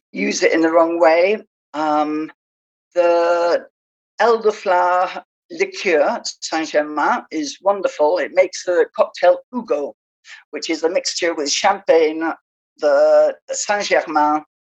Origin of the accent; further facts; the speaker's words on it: England, United Kingdom; moved away as an adult; also born or lived in Spain / Southwest France; now in France; I'm British. I came over to, I left England when I was 24